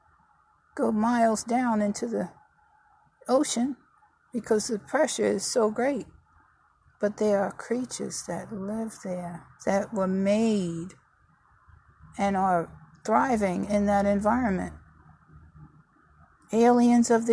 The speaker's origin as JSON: {"language": "English", "region": "New York", "country": "United States", "tie": "born or raised there", "also_born_or_lived": "Virginia", "moved": "yes", "said": "I was born and raised in New York. Migrated to Virginia"}